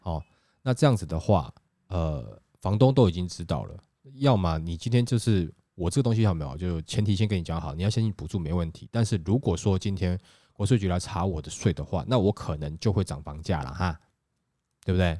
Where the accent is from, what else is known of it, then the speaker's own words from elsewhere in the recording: Taiwan; 我们台湾人